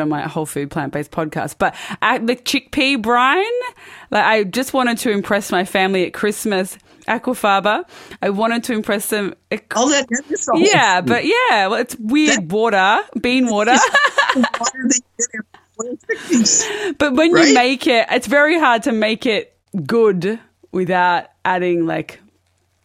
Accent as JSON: {"language": "English", "country": "Australia", "said": "I'm from Australia"}